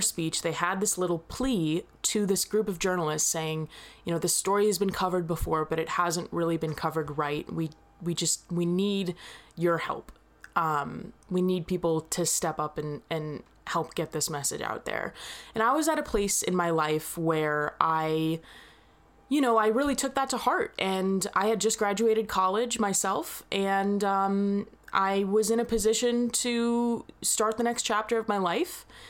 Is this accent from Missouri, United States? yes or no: yes; Missouri, United States; I'm from Missouri